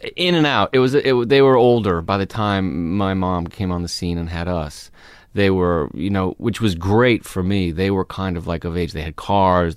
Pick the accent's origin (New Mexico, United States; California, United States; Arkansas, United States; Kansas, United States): California, United States; Los Angeles; I grew up in Studio City